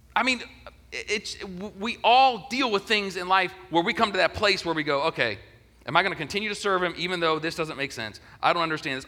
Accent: Ohio, United States; moved away as an adult; also born or lived in Denver; now in Augusta, United States; I was from Ohio

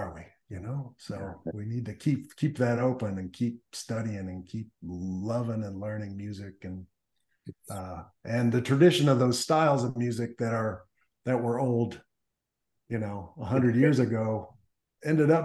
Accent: Davenport, Iowa, United States; also born or lived in East Chicago, Indiana; Our family moved to Iowa and Davenport, Iowa. And so that's where I grew up in elementary and high school.

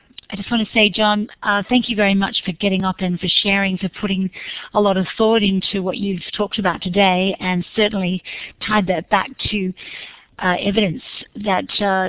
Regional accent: Canberra, Australian Capital Territory, Australia; I'm from Canberra, 10 minutes from the heart of our government here.

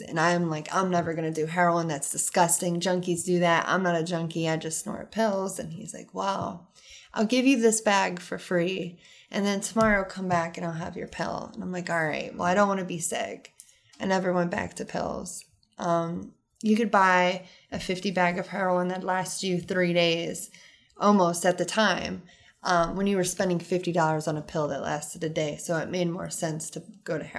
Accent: Rittman, Ohio, United States; I was raised in Rutztown my entire life on the farm

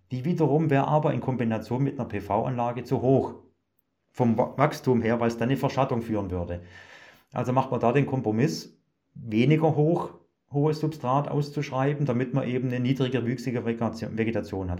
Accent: Germany; bei uns in Deutschland

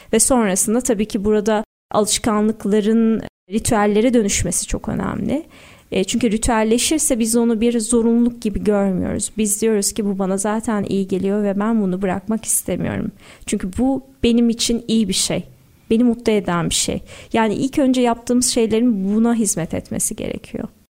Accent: Istanbul, Turkey; Doğma büyüme Sarıyerliyim, İstanbulluyum.

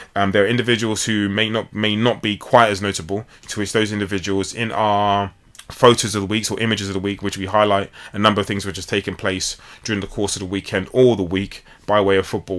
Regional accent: London, United Kingdom; I was born here in London

